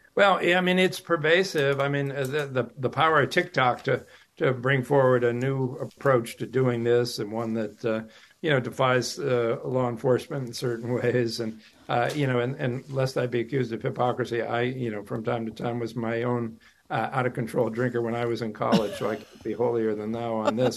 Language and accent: English; Western Massachusetts, United States; I grew up in Western Mass